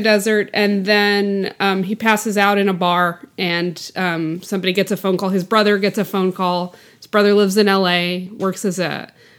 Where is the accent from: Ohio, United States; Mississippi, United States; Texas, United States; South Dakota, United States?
Texas, United States; also born or lived in Arkansas; I was born in Arkansas, but grew up in Texas.